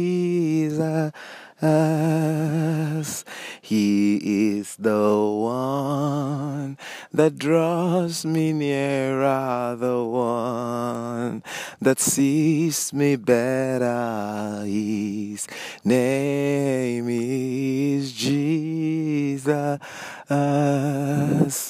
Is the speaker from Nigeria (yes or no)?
yes; Nigeria; I'm a Nigerian